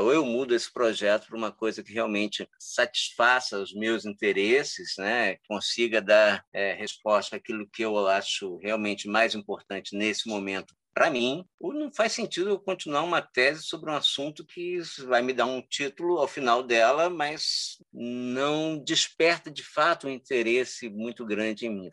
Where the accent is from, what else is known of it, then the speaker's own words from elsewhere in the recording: Cabo Frio, Rio de Janeiro, Brazil; eu sou de Cabo Frio, né? Eu nasci e fui criado aqui